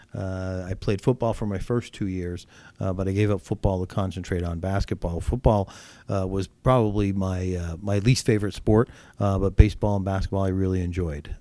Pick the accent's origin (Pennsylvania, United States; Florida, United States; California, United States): Pennsylvania, United States; Mahanoy City; moved away as an adult; now in Pottsville, United States; growing up in Mahoney City